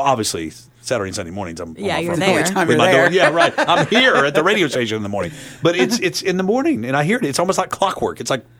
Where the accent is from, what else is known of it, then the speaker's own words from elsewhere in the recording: Chattanooga, Tennessee, United States; I grew up in East Brainerd.